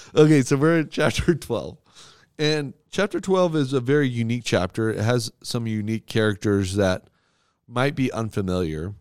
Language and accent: English; United States; As an American